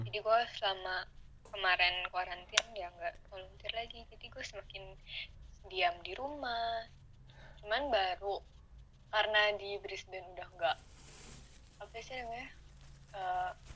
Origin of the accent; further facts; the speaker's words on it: Indonesia; moved away; gue dari Indo